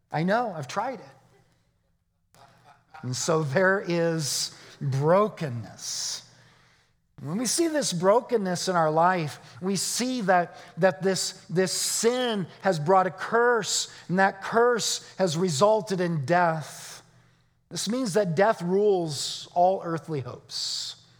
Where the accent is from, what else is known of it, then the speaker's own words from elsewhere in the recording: Arizona, United States; I'm from Arizona.